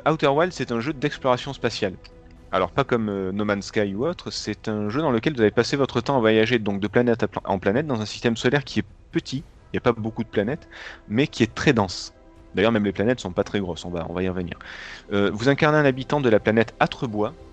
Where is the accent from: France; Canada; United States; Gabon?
United States; New York; born there; mais comme moi je suis, je suis né à New York, tu le sais.